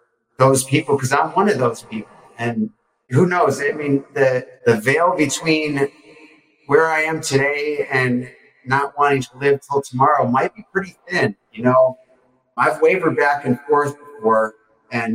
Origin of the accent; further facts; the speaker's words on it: Detroit, Michigan, United States; And I'm from Detroit.